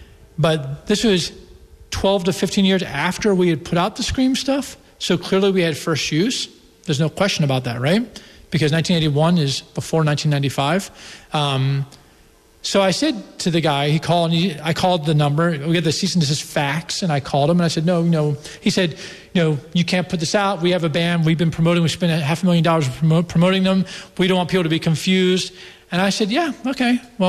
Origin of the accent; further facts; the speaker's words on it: United States; And I thought they shouldn't like spend money at a hospital because I come from America where you walk into the hospital and you get fleeced.